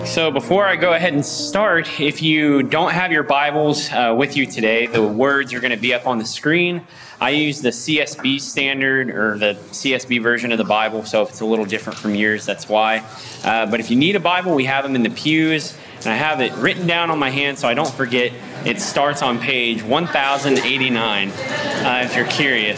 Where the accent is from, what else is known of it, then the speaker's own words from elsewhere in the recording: Columbus, Texas, United States; I grew up here in Columbus